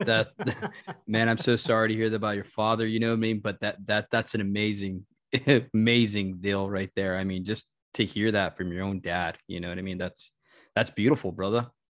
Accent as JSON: {"language": "English", "town": "Albuquerque", "region": "New Mexico", "country": "United States", "tie": "born or raised there", "moved": "as an adult", "said": "we moved from Albuquerque, New Mexico"}